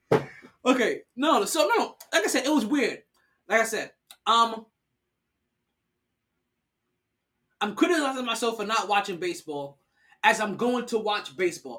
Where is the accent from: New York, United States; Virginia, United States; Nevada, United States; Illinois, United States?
New York, United States; I'm a New Yorker